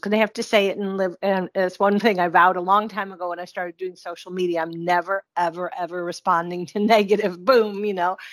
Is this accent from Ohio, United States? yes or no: no; Buffalo, New York, United States; my hometown of Buffalo, New York